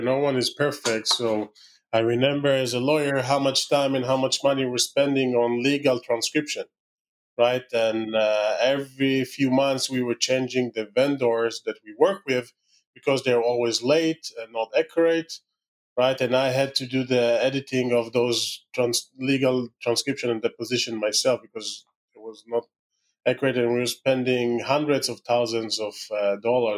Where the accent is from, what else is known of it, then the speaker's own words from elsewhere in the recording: Israel; accent: Israeli; my terrible Israeli accent